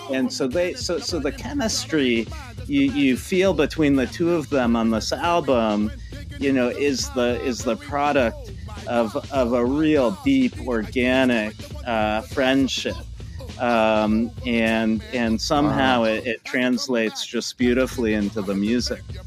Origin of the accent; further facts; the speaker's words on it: Palo Alto, California, United States; I grew up in uh, Palo Alto, California